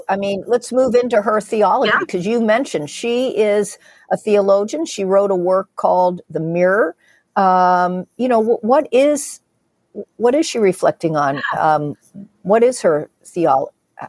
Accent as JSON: {"language": "English", "country": "United States", "accent": "American"}